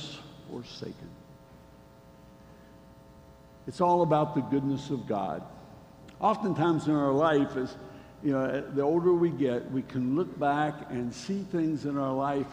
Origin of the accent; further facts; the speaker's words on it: Charleston, West Virginia, United States; I was born in Charleston, West Virginia.